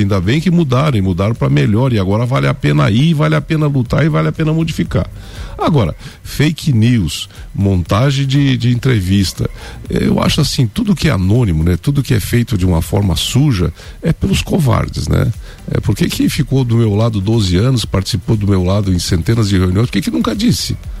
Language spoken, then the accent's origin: Portuguese; Lages, Santa Catarina, Brazil; Eu vivo, nasci em Lages, né? Meus pais sempre viveram aqui